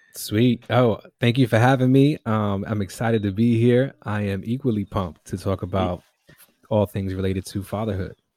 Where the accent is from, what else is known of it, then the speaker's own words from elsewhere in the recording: New York City, New York, United States; also born or lived in East Harlem; I grew up in the Bronx, was born in East Harlem, grew up in the Bronx